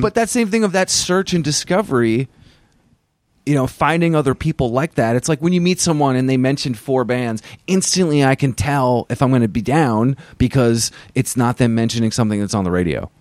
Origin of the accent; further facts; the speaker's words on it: Vermont, United States; I grew up in Vermont, and I was in high school around that time.